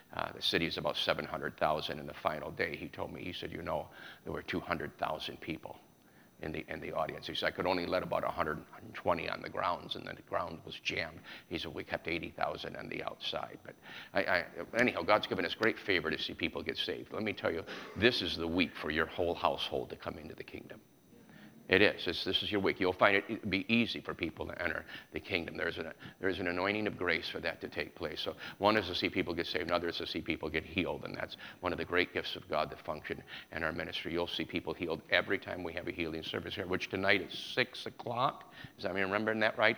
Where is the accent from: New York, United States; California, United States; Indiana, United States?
New York, United States; I was raised in New York